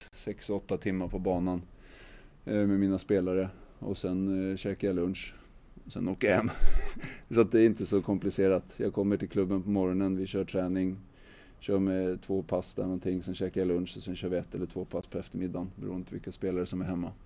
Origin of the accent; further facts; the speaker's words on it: Täby, Stockholm County, Sweden; jag är uppvuxen i, i Ela gård i Täby som ligger norr om Stockholm